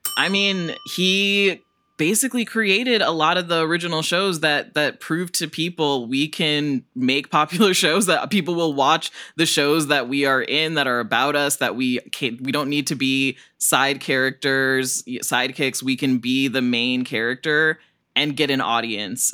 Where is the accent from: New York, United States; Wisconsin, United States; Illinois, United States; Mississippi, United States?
Illinois, United States; Northern; I grew up in Northern Illinois where there's so many Swedish people